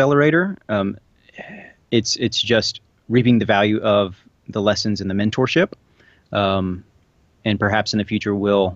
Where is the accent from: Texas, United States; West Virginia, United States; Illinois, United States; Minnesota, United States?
Texas, United States; also born or lived in Little Rock; now in Dallas, United States; I'm originally from Texas and have some friends and family